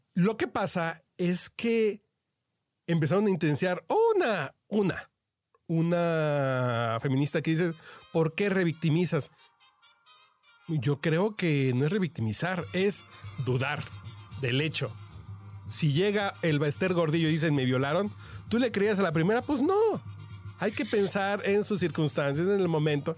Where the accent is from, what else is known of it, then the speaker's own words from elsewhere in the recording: Mexico City, Mexico; Yo soy un troglodita de Tacubaya